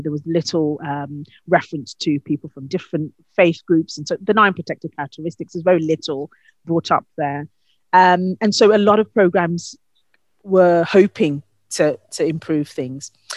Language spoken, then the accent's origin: English; Ghana; moved away; my home country of Ghana